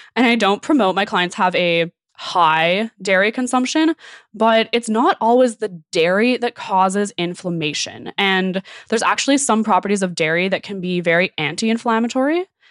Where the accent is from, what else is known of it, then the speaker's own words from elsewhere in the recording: Okanagan, British Columbia, Canada; I'm from the Okanagan